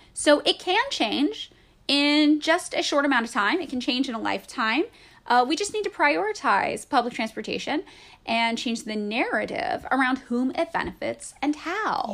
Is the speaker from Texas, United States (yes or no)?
no; Fresno, California, United States; also born or lived in San Francisco; now in Los Angeles, United States; my hometown of Fresno, California